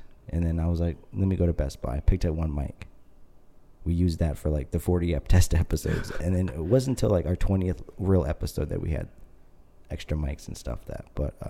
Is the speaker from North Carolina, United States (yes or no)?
no; Southern California, United States; we're not straight from Mexico. All the family's from Southern California.